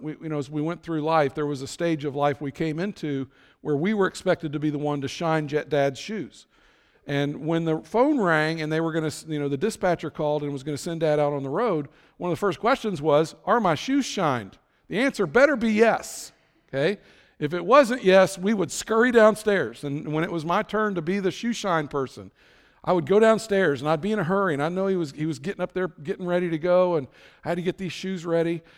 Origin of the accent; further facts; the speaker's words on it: Florence, Kentucky, United States; now in Terre Haute, United States; my hometown of Florence, Kentucky